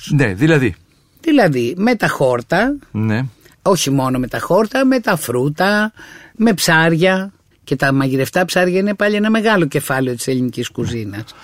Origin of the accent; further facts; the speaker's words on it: Lefkada, Ionian Islands, Greece; now in Athens, Greece; Εγώ τα έφτασα αυτά στην Αθήνα σε μεγάλα ζαχαροπλαστεία όταν ήρθα από τη Λευκάδα